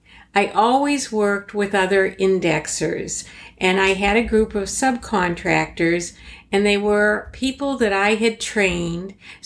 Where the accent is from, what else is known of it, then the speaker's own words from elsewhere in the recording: Boston, Massachusetts, United States; accent: Boston; I still have a trace of my Boston accent, but back in the 1970s, it was even much stronger.